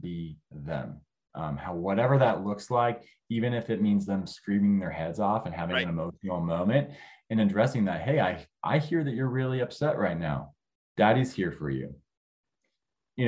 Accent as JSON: {"language": "English", "region": "California", "country": "United States", "moved": "as an adult", "lives_now": "Northwest Arkansas, United States", "said": "I'm originally from California. So I moved to Northwest Arkansas"}